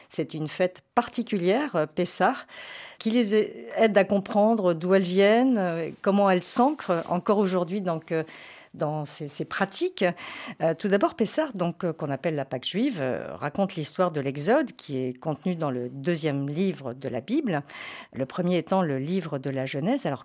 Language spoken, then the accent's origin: French; Poland; Enfin, moi, je suis polonaise, hein, parce que c'est différent.